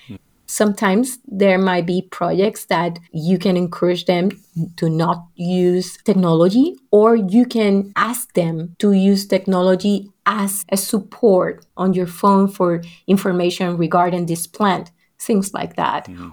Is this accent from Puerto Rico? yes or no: yes; Puerto Rico; what was going on not only in Puerto Rico, my family experience